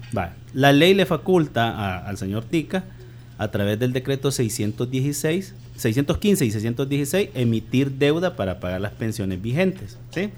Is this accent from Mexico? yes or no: no; El Salvador; como salvadoreño